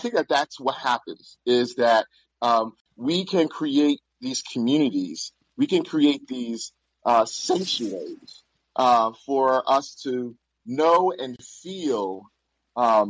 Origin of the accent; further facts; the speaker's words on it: New York City, New York, United States; I grew up in Bedford-Stuyvesant, Brooklyn during the 80s and 90s